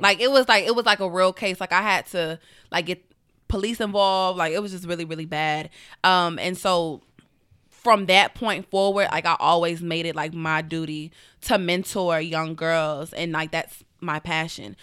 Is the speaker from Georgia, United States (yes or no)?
yes; Atlanta, Georgia, United States; I am from Atlanta, Georgia.